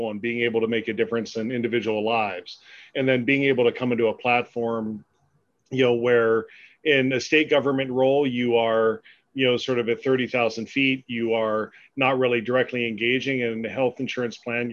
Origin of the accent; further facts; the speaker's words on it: Pennsylvania, United States; also born or lived in Albuquerque, New Mexico; my career, you know, in public policy led me back home to my home state in you know, Harrisburg